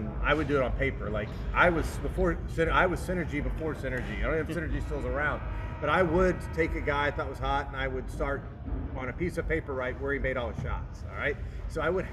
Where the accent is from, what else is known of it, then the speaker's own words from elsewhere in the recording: Oklahoma, United States; I'm from Oklahoma